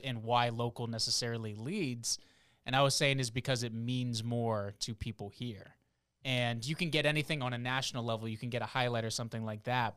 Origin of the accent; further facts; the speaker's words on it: South Florida, United States; moved away as an adult; also born or lived in New Hampshire / Boston / the South; now in Harrisburg, United States; family is from the Northeast area, New Hampshire and Boston, but I grew up in South Florida